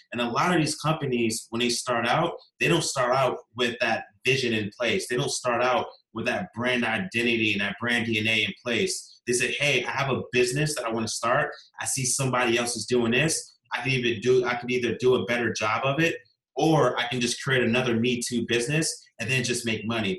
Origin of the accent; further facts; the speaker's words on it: Virginia Beach, Virginia, United States; I grew up in Virginia Beach, Virginia, here in the United States